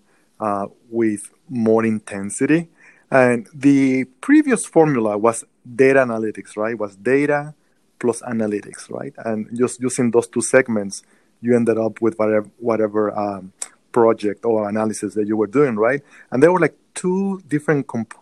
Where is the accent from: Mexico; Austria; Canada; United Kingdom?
Mexico; moved away as an adult; now in United States; born and raised in Mexico, as you can tell by my accent